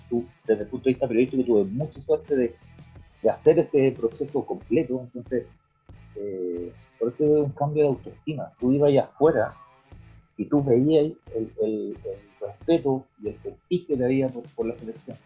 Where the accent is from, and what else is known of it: Chile